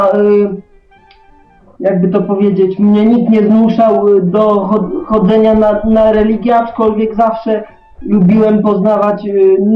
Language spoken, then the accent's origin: Polish; Szczecin, West Pomeranian Voivodeship, Poland; Jestem ze Szczecina